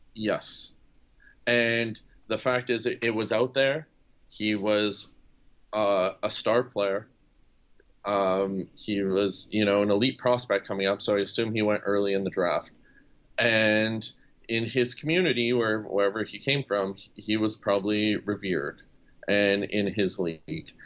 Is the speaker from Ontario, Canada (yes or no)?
yes; Sudbury, Ontario, Canada; my hometown of Sudbury, Ontario